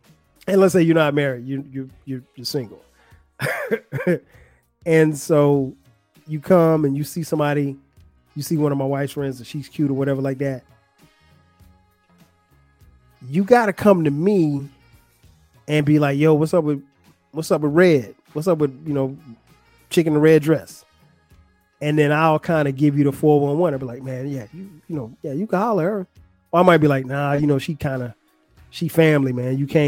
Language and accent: English; Florence, South Carolina, United States; now in Atlanta, United States; I've lived in Atlanta longer than I've lived anywhere else. I'm not originally from Atlanta. I'm from Florence, South Carolina. And but Atlanta's home.